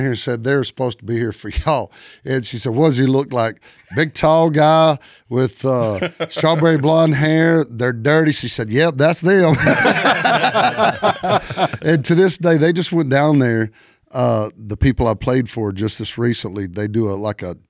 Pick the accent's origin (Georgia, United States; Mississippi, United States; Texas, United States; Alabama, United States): Alabama, United States; Dogtown; now in Nashville, United States; I'm from Dogtown, Alabama.